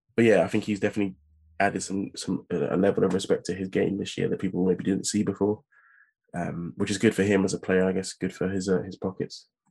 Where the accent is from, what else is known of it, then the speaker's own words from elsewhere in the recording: England, United Kingdom; just as an English